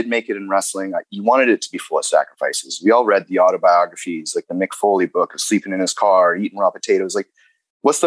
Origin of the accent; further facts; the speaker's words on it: Canada; growing up in Canada